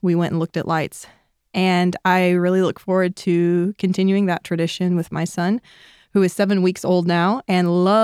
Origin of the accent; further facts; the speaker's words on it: Houston, Texas, United States; I grew up in Houston